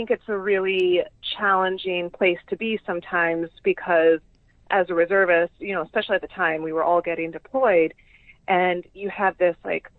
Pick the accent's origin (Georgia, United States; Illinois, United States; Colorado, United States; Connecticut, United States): Illinois, United States; Chicago; also born or lived in Florida; Yeah, so I grew up in a little bit of Chicago, a little bit of Florida.